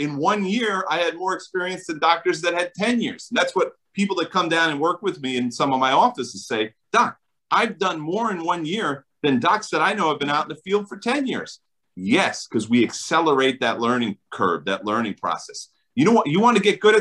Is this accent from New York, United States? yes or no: no; New Jersey, United States; I'm from New Jersey